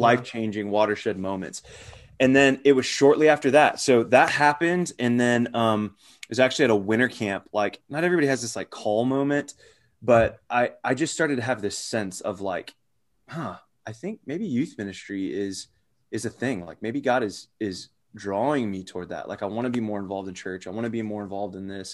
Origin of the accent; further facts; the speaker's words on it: Arizona, United States; moved away; also born or lived in Phoenix / Gwinnett, Georgia; those of us that are from Arizona, including myself